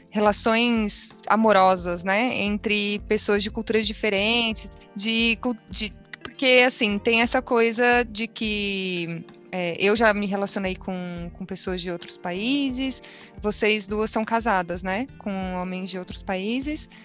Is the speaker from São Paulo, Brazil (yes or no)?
yes; São Paulo, Brazil; Sou paulista